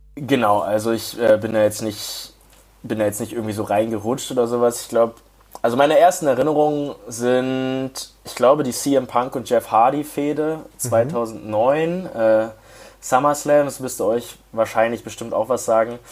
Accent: Hamburg, Germany; moved away as an adult; also born or lived in Bayreuth; Ich komme ursprünglich aus Hamburg

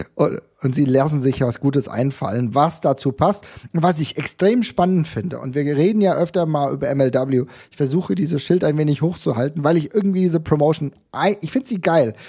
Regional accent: Germany; als Deutscher

